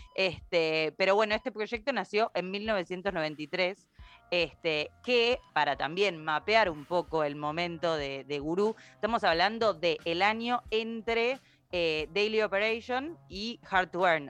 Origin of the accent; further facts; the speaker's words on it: Argentina; nosotros como argentinos